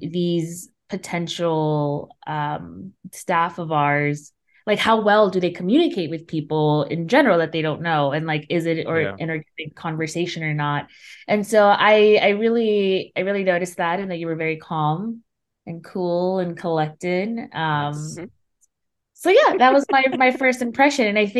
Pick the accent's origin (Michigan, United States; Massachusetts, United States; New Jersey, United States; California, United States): California, United States; Los Angeles; I grew up in South LA, South Los Angeles, which is a, you know, it's kind of like a rough neighborhood, and there's very limited recreational opportunities and programs for kids.